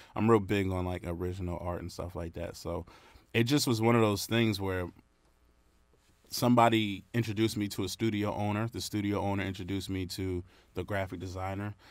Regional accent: Brentwood, New York, United States; also born or lived in Syosset, New York; now in North Carolina, United States; I was born in Syosset Hospital, but I'm from, born and raised, well, grew up in Brentwood

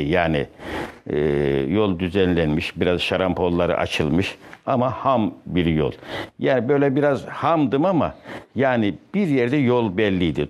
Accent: Kayseri Province, Turkey; moved away; Kayseri'nin merkez bir köyünde Çevril veya Çivril adıyla alınan Orada doğdum

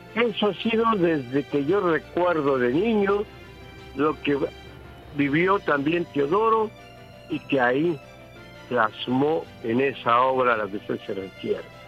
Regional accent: Papantla, Veracruz, Mexico; mi pueblo mágico, Papantla de Olarte

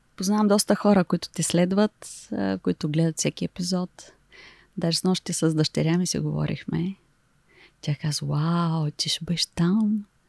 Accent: Silistra, Silistra Province, Bulgaria; also born or lived in Shumen / England / Germany / United Arab Emirates; now in Varna, Bulgaria; аз съм от Силистра

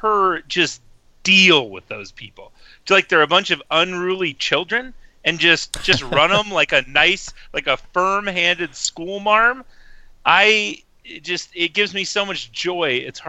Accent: Montana, United States; I'm from Montana

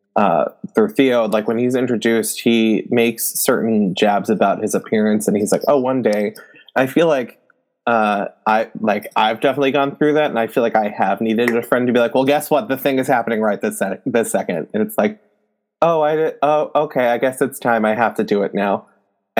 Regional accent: Canada; I'm French Canadian

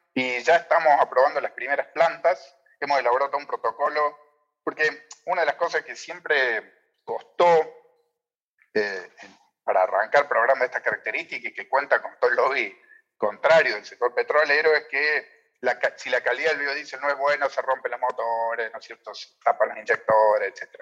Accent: Argentina

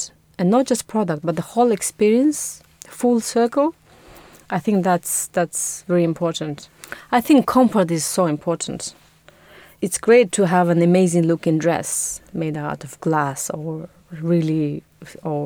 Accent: Mongolia; moved away as an adult; also born or lived in Budapest, Hungary; now in London, United Kingdom; I'm from Mongolia, where I spent my first 18 years, and then I moved to Budapest to study design and textile.

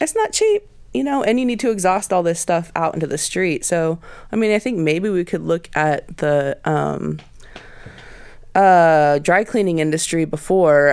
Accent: Portland, Oregon, United States; moved away; when I was growing up in Portland in the '90s

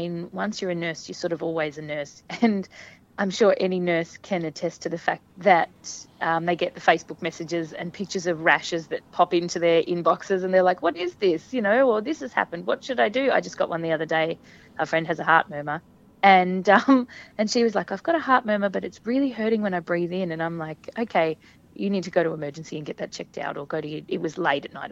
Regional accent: Hobart, Tasmania, Australia; I'm just me from Hobart who has kids and is nursing

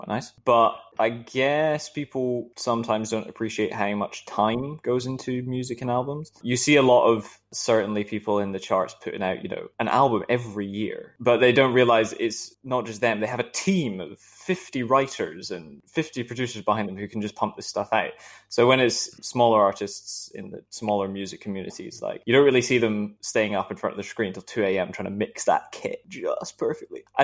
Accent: outside of Glasgow, Scotland, United Kingdom; I grew up in Scotland outside of Glasgow, but it was a very countryside affair

